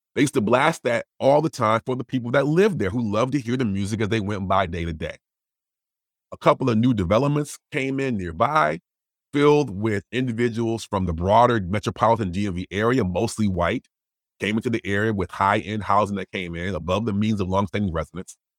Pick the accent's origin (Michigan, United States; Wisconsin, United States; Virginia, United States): Wisconsin, United States; I'm from Wisconsin